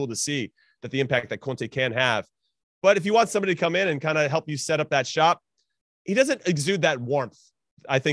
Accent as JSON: {"language": "English", "country": "United States", "said": "as an American"}